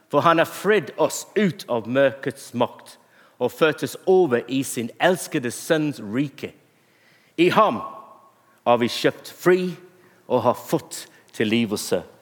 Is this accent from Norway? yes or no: no; England, United Kingdom; Norwegian is a second language; Men også at jeg er en engelskmann og